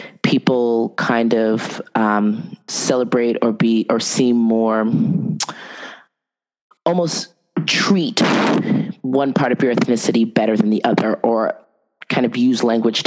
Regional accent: United States; growing up in the United States

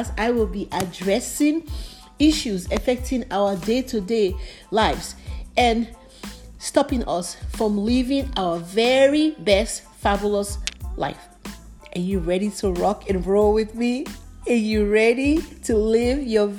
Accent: Nigeria; also born or lived in Liberia; now in United States; I grew up in Africa, Nigeria to be precise. I also lived in Liberia too

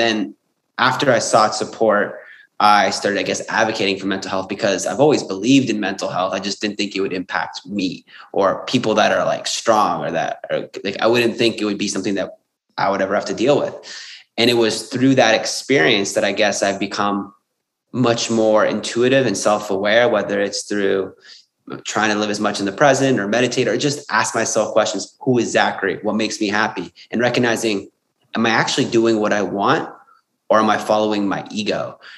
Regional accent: Sydney, New South Wales, Australia; and I was from Sydney um

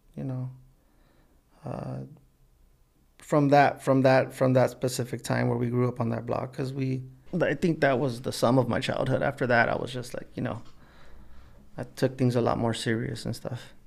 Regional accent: Los Angeles, California, United States; also born or lived in South Gate, California; We grew up poor in East L A, and then, you know, we moved out, uh, to Southgate

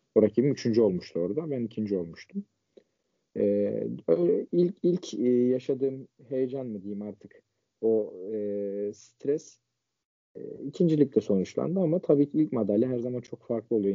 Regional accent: Ankara, Turkey; 24 ee, Haziran 1998 Ankara doğumluyum.

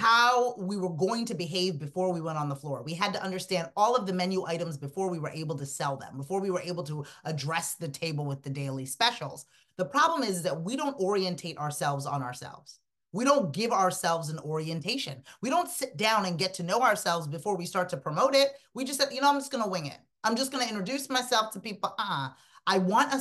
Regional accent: Sierra Leone; moved away; I'm an immigrant. I'm from Sierra Leone, West Africa.

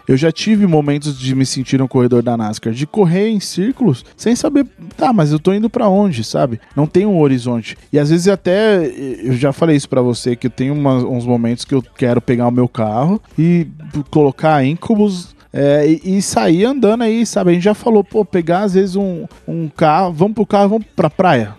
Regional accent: São Paulo, Brazil; nós somos de São Paulo

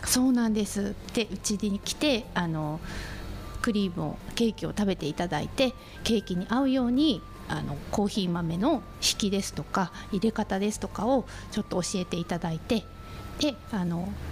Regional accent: Sapporo, Hokkaido, Japan; moved away as an adult; now in Kushiro, Japan; 札幌出身で、えー、釧路にお嫁に来たんですけど

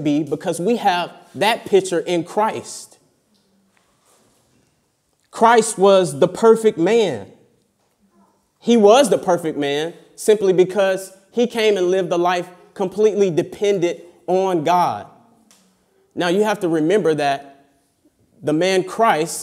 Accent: United States; moved away; I come from America.

